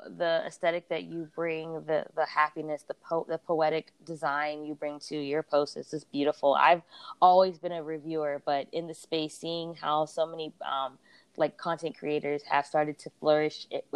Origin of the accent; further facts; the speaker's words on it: Pittsburgh, Pennsylvania, United States; moved away as an adult; now in Los Angeles, United States; I'm from Pittsburgh. I moved to Los Angeles in 2013